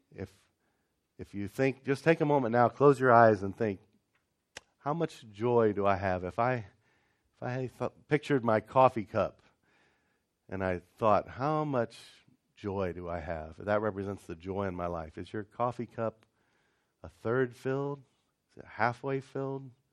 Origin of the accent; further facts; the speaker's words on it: Ohio, United States; I grew up in Ohio